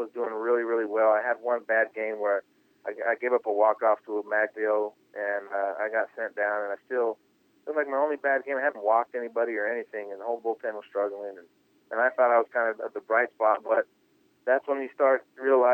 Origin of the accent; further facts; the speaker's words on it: San Francisco Bay Area, California, United States; I grew up in the Bay Area